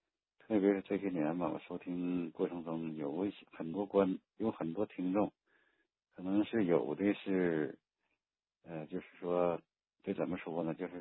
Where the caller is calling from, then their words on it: Jilin, China; 呃，我是吉林。